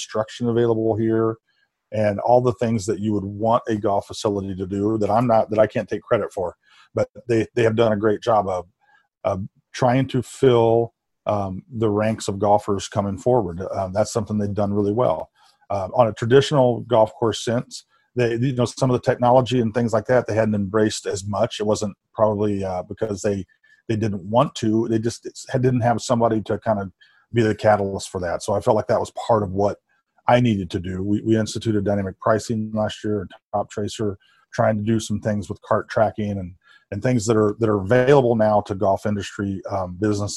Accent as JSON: {"language": "English", "region": "Indiana", "country": "United States", "tie": "born or raised there", "moved": "yes", "lives_now": "Chicago, United States", "said": "I'm from Indiana, so I grew up not too far away from here"}